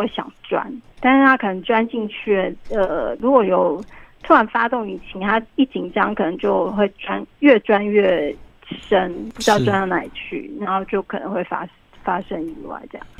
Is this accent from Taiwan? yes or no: yes; Taiwan; 因为是我们台湾的这个环境并不适合。